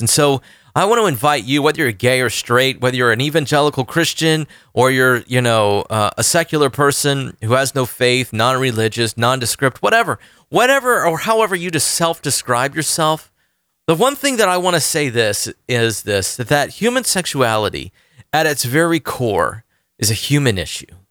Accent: Orlando, Florida, United States; Orlando, Florida, my hometown

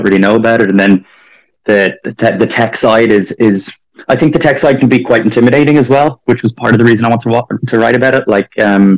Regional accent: Dublin, Leinster, Ireland; moved away as an adult; I grew up in Dublin

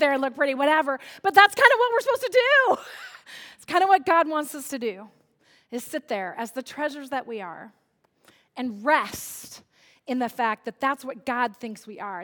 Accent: Central California, United States; I grew up in Central California where it is virtually a desert

